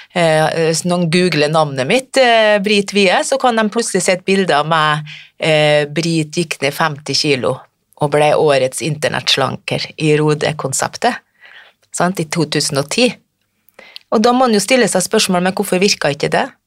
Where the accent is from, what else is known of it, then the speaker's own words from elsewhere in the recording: Frøya, Trøndelag, Norway; Jeg kommer fra Frøya i Trøndelag